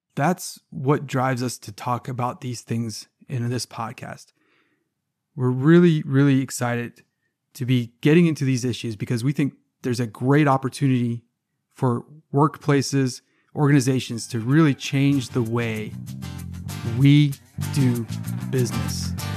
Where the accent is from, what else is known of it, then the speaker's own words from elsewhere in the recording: Savannah, Georgia, United States; I, am from Savannah, Georgia. I'm, i grew up in the South